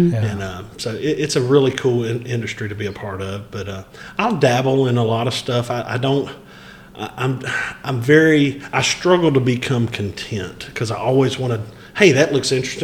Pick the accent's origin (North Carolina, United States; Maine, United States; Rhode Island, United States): North Carolina, United States; Wadesboro; moved away as an adult; also born or lived in Union County, North Carolina / Chapel Hill, North Carolina; I was actually born and raised in Anson County and moved to Union County in 2000 when I graduated Chapel Hill